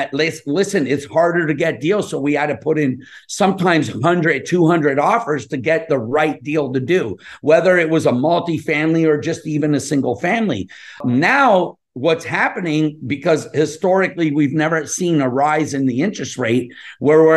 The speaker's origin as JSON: {"language": "English", "town": "Montreal", "region": "Quebec", "country": "Canada", "tie": "born or raised there", "also_born_or_lived": "California", "moved": "yes", "said": "I'm Canadian. I'm from Montreal. I grew up in Montreal and Pointe Saint-Charles."}